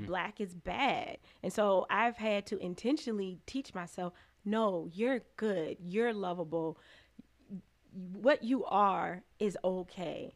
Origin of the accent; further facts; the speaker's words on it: Chicago, Illinois, United States; now in Lansing, United States; Chicago, Illinois. Okay. Um, my parents um, moved to the suburbs when I was little